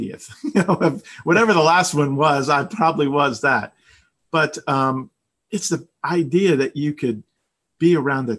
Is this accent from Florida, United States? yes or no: yes; South Florida, United States; moved away as an adult; also born or lived in Maryland / Oklahoma; I grew up in South Florida.